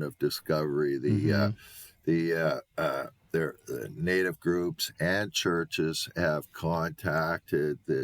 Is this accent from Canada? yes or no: yes; Canada; I'm not American. I'm a Canadian